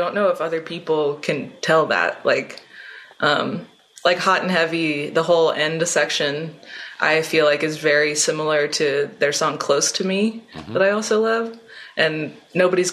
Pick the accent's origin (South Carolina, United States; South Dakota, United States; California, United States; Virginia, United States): Virginia, United States; Richmond; moved away as an adult; now in Philadelphia, United States; I live in Philly, but I'm from Richmond, Virginia.